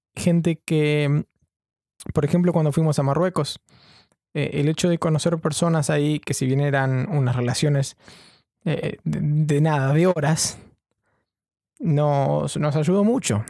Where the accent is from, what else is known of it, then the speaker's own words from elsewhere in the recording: Chubut, Argentina; also born or lived in Buenos Aires, Argentina; now in London, United Kingdom; yo soy de Chubut, de la provincia de Chubut en Argentina